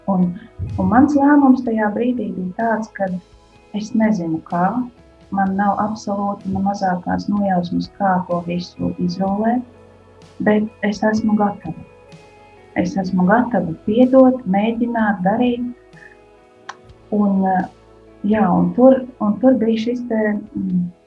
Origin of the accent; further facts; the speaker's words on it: Koknese, Vidzeme, Latvia; moved away as an adult; now in Riga area, Latvia; uzaugusi esmu no Kungnes pusē un savu tādu puse tā dzīves man ir pagājusi koknesē, kuras esmu augusi